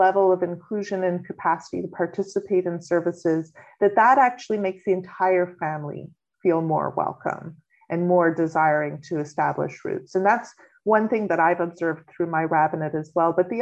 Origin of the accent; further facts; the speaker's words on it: Montreal, Quebec, Canada; moved away as an adult; also born or lived in Kentucky / Nova Scotia; now in Halifax, Canada; Montreal, which is actually my home congregation where I was first born and raised.